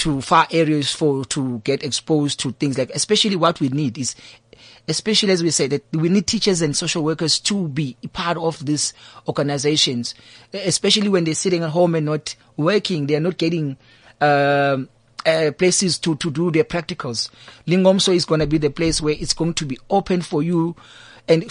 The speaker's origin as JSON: {"language": "English", "town": "Tongaat", "region": "KwaZulu-Natal", "country": "South Africa", "tie": "born or raised there", "also_born_or_lived": "Cape Town", "moved": "yes", "lives_now": "Thembisa, South Africa", "said": "I grew up in Tongat, in a place called Sitaram"}